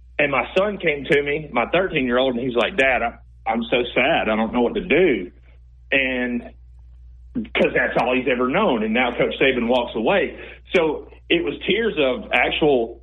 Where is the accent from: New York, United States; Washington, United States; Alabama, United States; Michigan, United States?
Alabama, United States; I grew up a hardcore Bama fan. I was groomed to be a Bama football player or baseball player all of my life. And I'm from Alabama.